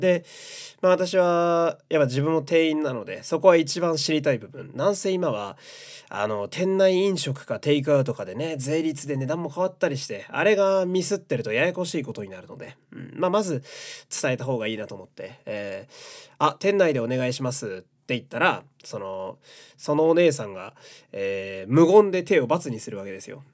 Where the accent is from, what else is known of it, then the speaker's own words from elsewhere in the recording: Fukui, Japan; moved away; 地元福井県、えー、地元が好き